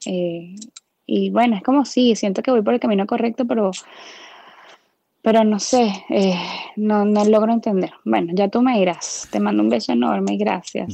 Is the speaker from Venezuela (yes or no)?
yes; Venezuela; now in Orlando, United States; soy venezolana, vivo en Orlando, Florida, en Estados Unidos.